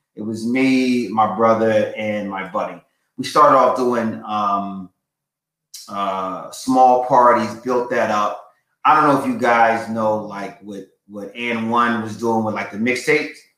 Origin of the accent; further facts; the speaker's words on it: Philadelphia, Pennsylvania, United States; I'm a Philly guy. Uh, I was raised in Southwest Philly.